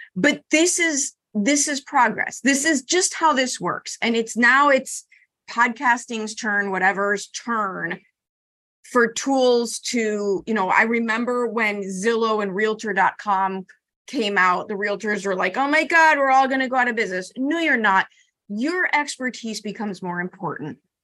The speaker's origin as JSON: {"language": "English", "town": "Chicago", "region": "Illinois", "country": "United States", "said": "I'm from Chicago"}